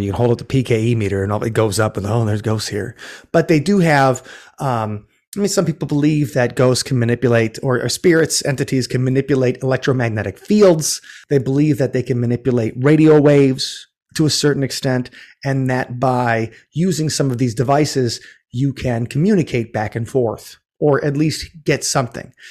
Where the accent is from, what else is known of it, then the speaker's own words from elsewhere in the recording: Milwaukee, Wisconsin, United States; also born or lived in Minneapolis; now in Madison, United States; I grew up in the Mil-, near Milwaukee